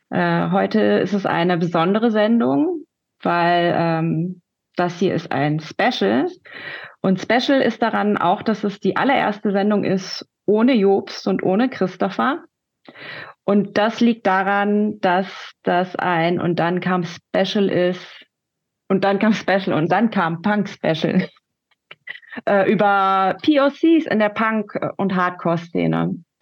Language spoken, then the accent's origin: German; Rhineland, Germany; now in Berlin, Germany; Ich bin kurz überlegen, 1977 geboren, ich komme aus dem Rheinland, lebe aber seit über 20 Jahren in Berlin. Meine Eltern sind aus Korea, sowohl Nord als auch Süd.